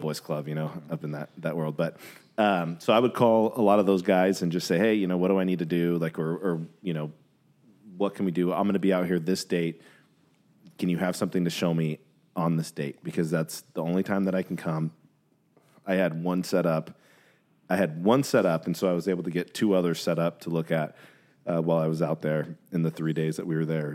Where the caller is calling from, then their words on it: California, United States; I'm calling from California